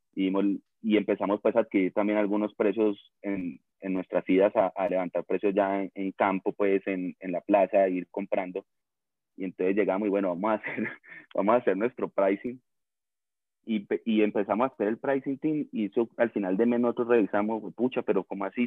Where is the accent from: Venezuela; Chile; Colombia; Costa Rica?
Colombia; Cali, Valle del Cauca; accent: caleño; con el mismo acento te das cuenta que somos orgullosamente caleños, pues mejor dicho, recaleño